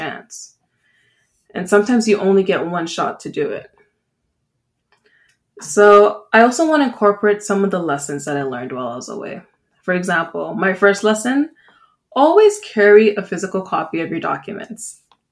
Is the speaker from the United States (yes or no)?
no; Jamaica; now in Canada; I'm Jamaican